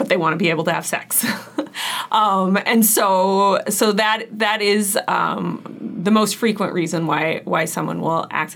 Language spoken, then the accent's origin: English; Kansas, United States; moved away as an adult; now in Wisconsin, United States; I am originally from Kansas. I grew up outside of a small town on an organic farm